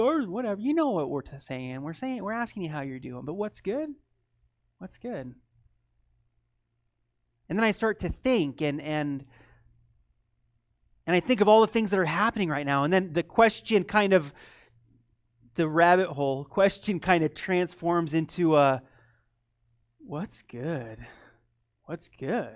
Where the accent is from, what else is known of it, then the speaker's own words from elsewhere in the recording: United States; also born or lived in Eastern Europe; being an American